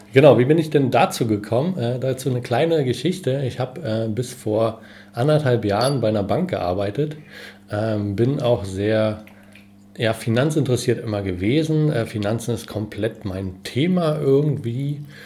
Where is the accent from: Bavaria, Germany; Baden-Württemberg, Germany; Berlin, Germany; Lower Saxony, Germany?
Berlin, Germany; bin Berliner